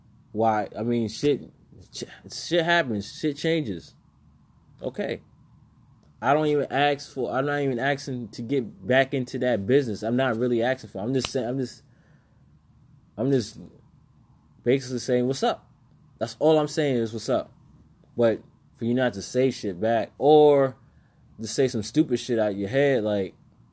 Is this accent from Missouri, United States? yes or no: no; New York, United States; I was brought up in New York.